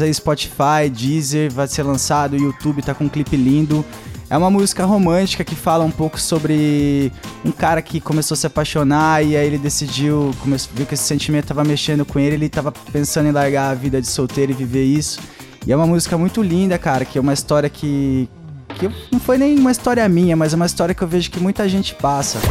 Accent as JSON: {"language": "Portuguese", "town": "Limeira", "region": "São Paulo", "country": "Brazil", "said": "Sou de Limeira"}